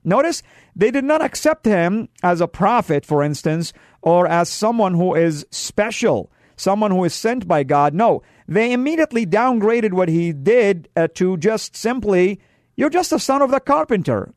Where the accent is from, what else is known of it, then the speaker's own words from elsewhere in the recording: Saudi Arabia; moved away; I come from the Middle East, from Saudi, and we, uh, men like to dress up with white garments